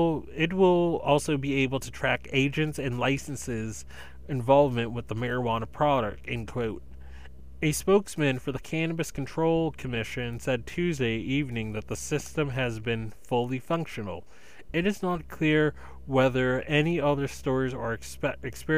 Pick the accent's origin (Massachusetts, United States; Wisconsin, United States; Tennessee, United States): Massachusetts, United States; eastern; in eastern Massachusetts in my hometown county that I live